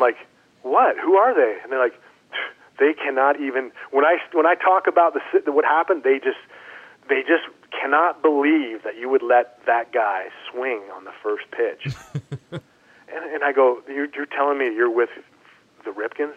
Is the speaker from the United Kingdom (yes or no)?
no; Canada; moved away as an adult; I grew up in Canada.